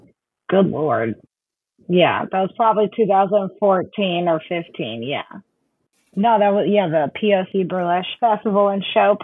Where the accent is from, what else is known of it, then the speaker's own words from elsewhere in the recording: St. Louis, Missouri, United States; moved away; also born or lived in Chicago; Yeah, that's where I was born and raised. And then I moved back for a couple of years. And then I went back to Chicago. I bounced between Chicago and St. Louis.